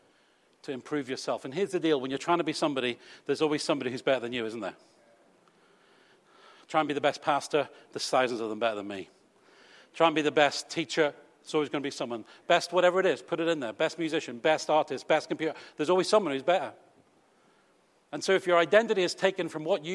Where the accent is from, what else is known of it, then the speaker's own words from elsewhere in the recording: United Kingdom; we're British.